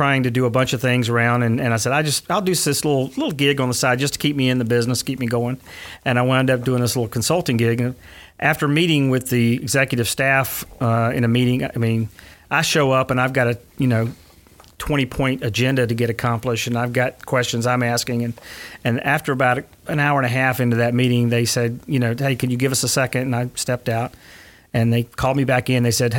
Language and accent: English; Macclenny, Florida, United States; also born or lived in Gainesville / Lake City / Bristol; I was born in Alachua General, if that tells you anything. Now it's North Florida Regional. But I was born there, moved to McClenny and lived in McClenny, Lake City, in a little town called Bristol, Florida on the west side of Tallahassee.